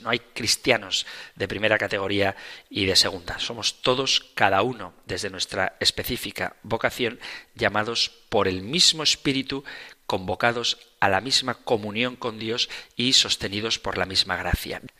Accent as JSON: {"language": "Spanish", "town": "Zumárraga", "region": "Basque Country", "country": "Spain", "tie": "born or raised there", "said": "en mi pueblo natal, en Zumárraga"}